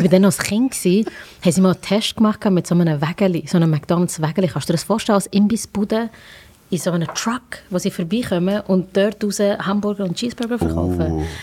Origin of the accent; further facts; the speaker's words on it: Langenthal, Bern, Switzerland; ich, weil ich von Langenthal komme. Verstehst du?